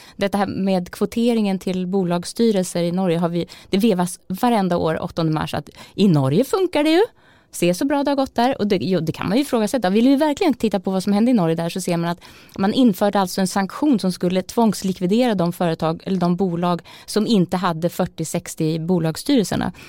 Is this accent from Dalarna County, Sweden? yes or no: no; Malmköping, Södermanland, Sweden; moved away; also born or lived in Norway; vi lantisar var mot Stockholm när jag var, bodde hemma i Malmköping